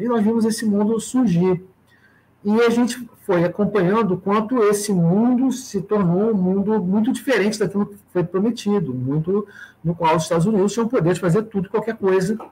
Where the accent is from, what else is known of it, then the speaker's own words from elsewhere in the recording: Brazil; para nós, como brasileiros